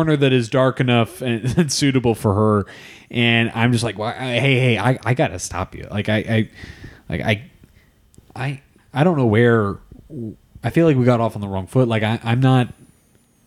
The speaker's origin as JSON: {"language": "English", "town": "Piedmont", "region": "California", "country": "United States", "said": "I'm from the Bay Area"}